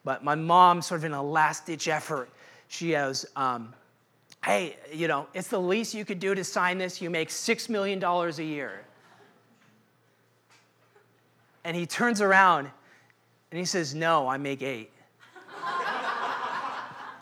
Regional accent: Seattle, Washington, United States; moved away; I'm originally from Seattle. And I grew up in Seattle in the 90s

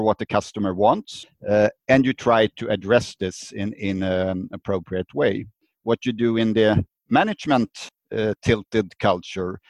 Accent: Sweden; I'm from Sweden, living in the Stockholm area, the capital of Sweden.

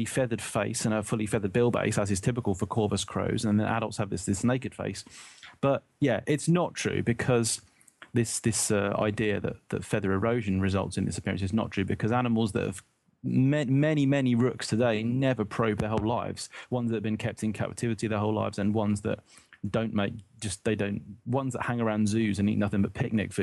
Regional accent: United Kingdom; as a British person

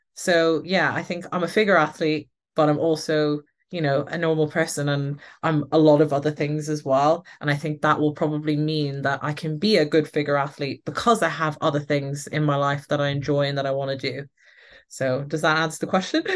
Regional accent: Ireland; moved away; I am Irish and I have an Irish passport.

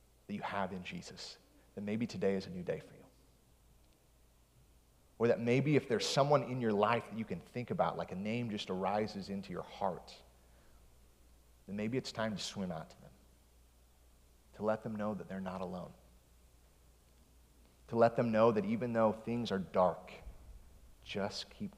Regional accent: West Michigan, United States; I grew up in West Michigan

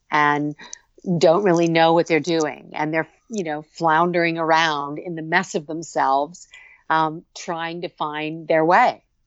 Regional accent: Muskoka, Ontario, Canada; I grew up in Muskoka, on Lake

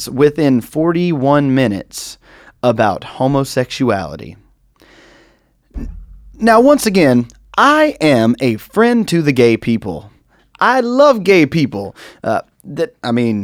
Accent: United States; I, as an American

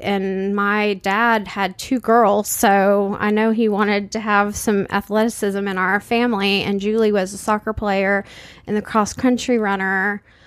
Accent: San Antonio, Texas, United States; we grew up in San Antonio, Texas.

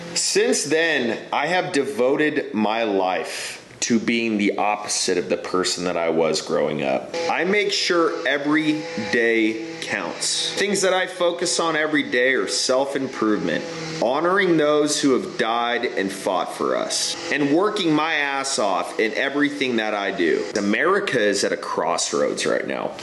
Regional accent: high desert of California, United States; now in Texas, United States; I was born and raised in the high desert of California

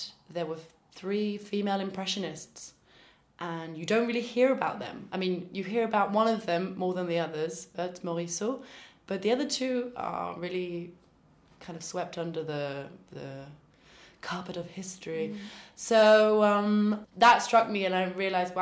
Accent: London, United Kingdom; moved away as an adult; now in Paris, France; I'm originally from London

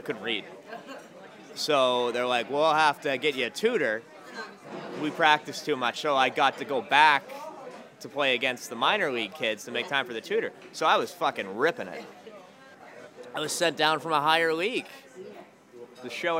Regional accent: Norwood, Massachusetts, United States; I am from Norwood, Massachusetts. It's about 20 minutes south of Boston

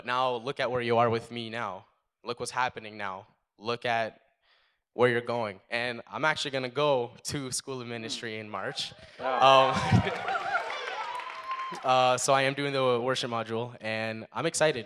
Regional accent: Statesville, North Carolina, United States; now in Canada; I was actually born in Statesville, North Carolina. But we came up here. we came up here about 10 years ago

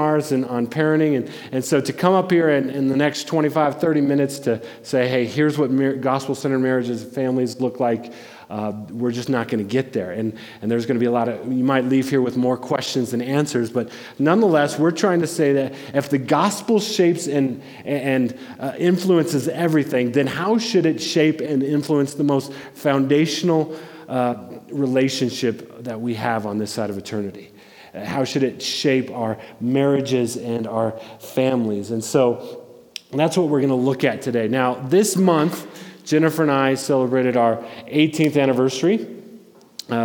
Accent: Denver, Colorado, United States; I grew up in Denver

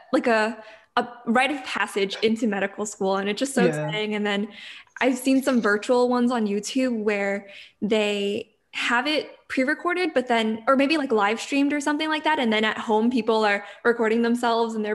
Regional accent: New York, United States; we're from New York originally

